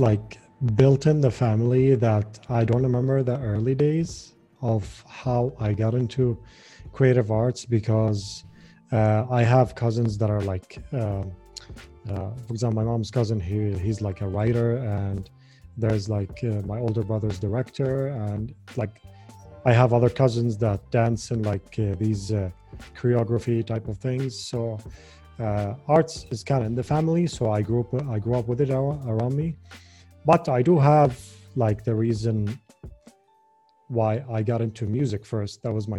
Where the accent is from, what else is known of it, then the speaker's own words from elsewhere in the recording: Jordan; well, you know, I kind of believe that it's actually a good thing that Jordan is like